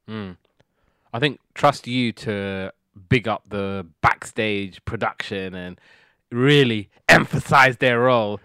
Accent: United Kingdom; being British, we never really get these kind of shows

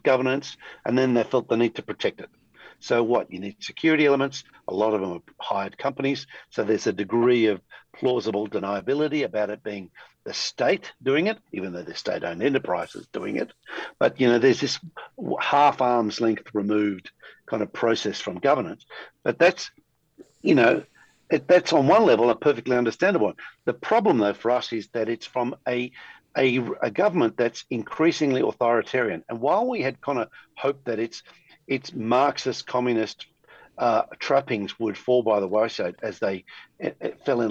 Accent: Australia

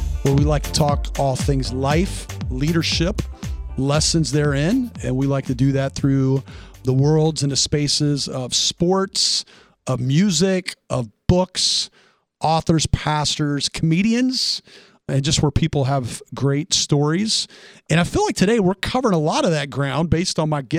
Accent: Tennessee, United States; I'm from Tennessee.

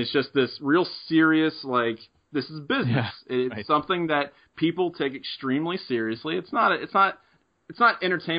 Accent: Middletown, Ohio, United States; I remember growing up in Middletown

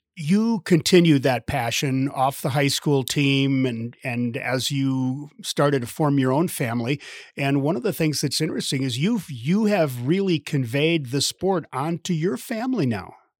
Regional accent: Midwest, United States; now in Park City, United States; I grew up in the Midwest, so I definitely know cold. I live out

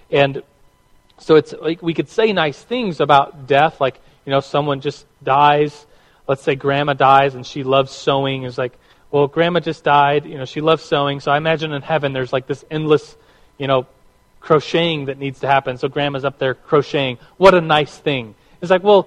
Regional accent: United States; we as American Christians

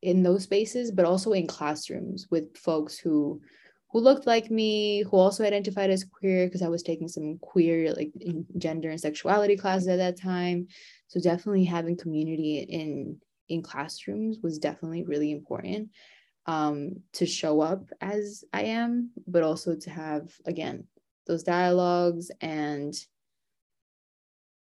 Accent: New York City, New York, United States; I was born and raised in New York City

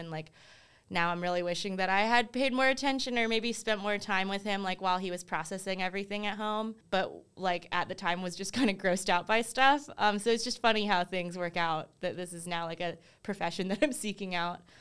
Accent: Durham, North Carolina, United States; also born or lived in South Korea / California; I was only three and a half months old when my parents uh, brought me to Durham. and that's where I spent like the majority of my life

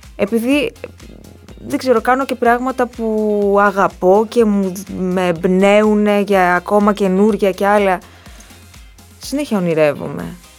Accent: Ikaria, North Aegean, Greece; moved away as an adult; now in Athens, Greece; εκεί ζουν όλες μου οι παιδικές αναμνήσεις, εκεί είναι το πατρικό μου σπίτι, εκεί ζουν οι γονείς μου

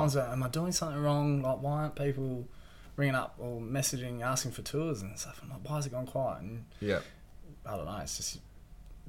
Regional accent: Perth, Western Australia, Australia; moved away as an adult; now in Bunbury, Australia; I'm from Perth, so a lot of my mates, surfing mates, are up there. So I've kind of moved down to Bunbury

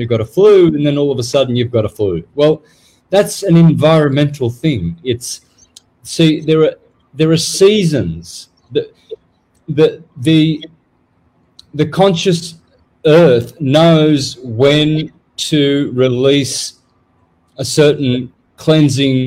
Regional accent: Australia; now in Mexico; people took me for Mexican when I was growing up in Australia

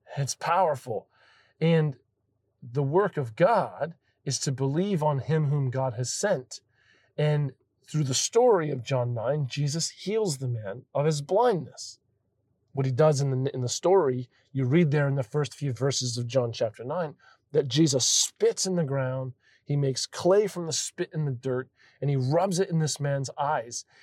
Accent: Florida, United States; I come from Florida, and we have massive thunderstorms there

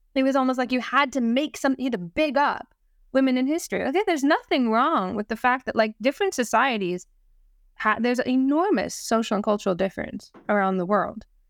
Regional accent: Canada; now in Wales, United Kingdom; I'm Canadian First Nations.

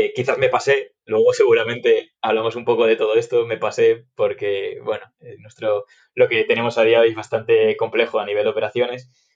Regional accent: Galicia, Spain; yo soy gallego, estudié en Vigo

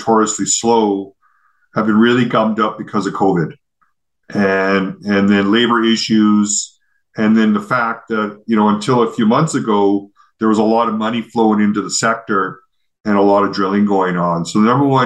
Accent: Canada; here's this Canadian running this company that's effectively Australian

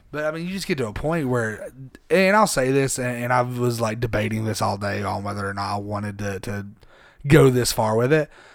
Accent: Harriman, Tennessee, United States; I'm from Harriman. I'm from a small town.

